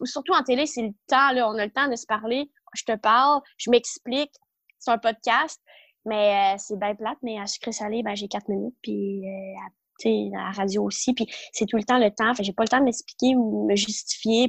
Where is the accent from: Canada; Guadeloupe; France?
Canada; Ontario; moved away as an adult; also born or lived in Ottawa, Canada / Montreal, Canada; je suis de l'Ontario